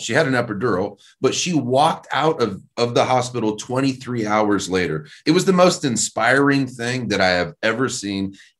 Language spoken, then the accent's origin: English; Indiana, United States; moved away; I'm from Indiana, man